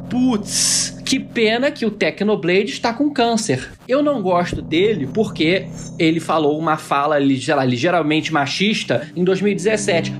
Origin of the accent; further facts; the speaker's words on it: Brazil; nossa existência como brasileiros